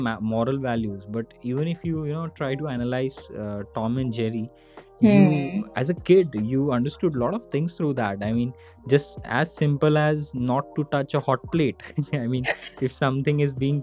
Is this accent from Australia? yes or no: no; India; as an Indian kid